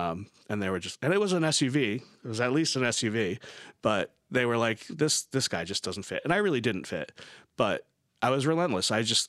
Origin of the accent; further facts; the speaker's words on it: New York, United States; I'm from New York and I work with this product line that you use and I want to help you guys.